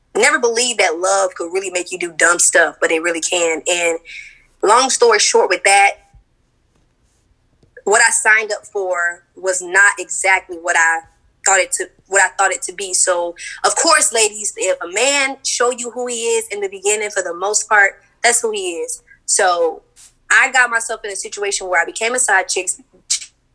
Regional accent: Orlando, Florida, United States; I'm from Orlando, Florida

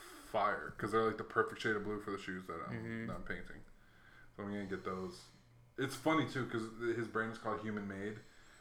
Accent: Hawaii, United States; moved away; also born or lived in Chicago, Illinois; So I was born in Chicago, but I grew up in Hawaii.

